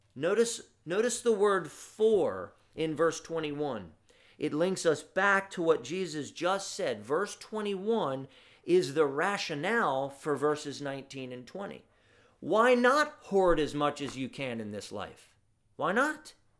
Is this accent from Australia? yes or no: no; United States; our affluence as American Christians